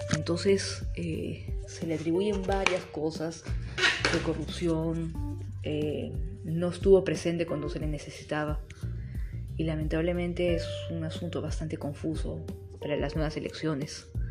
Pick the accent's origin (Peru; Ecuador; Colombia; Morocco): Peru; mi país, Perú